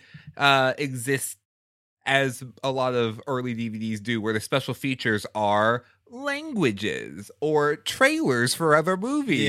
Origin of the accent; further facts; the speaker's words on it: Houston, Texas, United States; I grew up in Houston